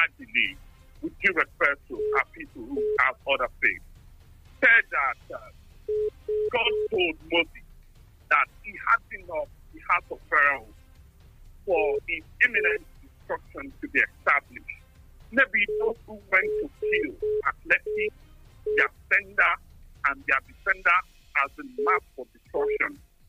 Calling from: Tottenham, London, United Kingdom; I'm calling from Tottenham.

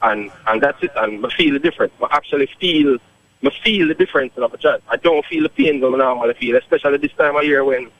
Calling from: Poughkeepsie, New York, United States; You know, my call is from upstate New York.

